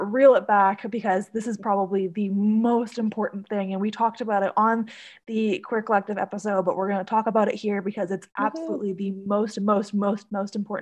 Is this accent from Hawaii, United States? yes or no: yes; Hawaii, United States; I grew up in Hawaii